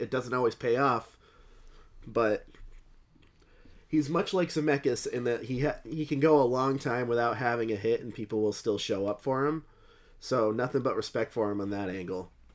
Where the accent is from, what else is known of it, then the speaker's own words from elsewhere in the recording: New England, United States; we're from New England